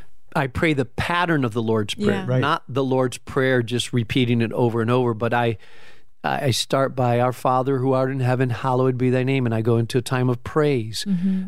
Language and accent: English; Spain; I grew up in Spain, so you need that coffee, strong coffee, nice.